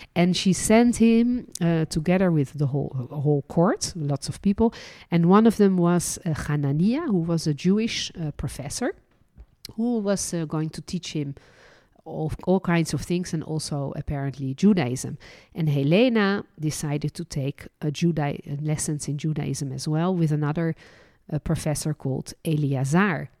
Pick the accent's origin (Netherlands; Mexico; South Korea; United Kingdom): Netherlands; also born or lived in France; now in Israel; And I was born in Holland. then lived and worked as a licensed tour guide in France and ended my journey living and working in Israel.